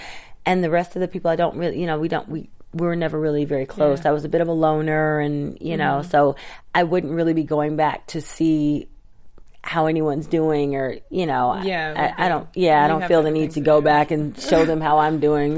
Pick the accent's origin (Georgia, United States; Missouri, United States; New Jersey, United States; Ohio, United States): Georgia, United States; Atlanta; also born or lived in Tallahassee, United States; I wasn't born there. I was born in Tallahassee, Florida. But Atlanta is definitely home. It's the first place I remember because we moved out of Florida when I was 9 months old.